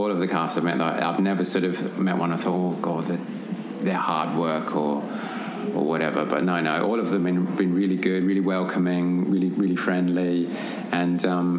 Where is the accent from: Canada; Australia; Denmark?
Australia; I'm Australian, so obviously growing up in Australia, watching Prisoner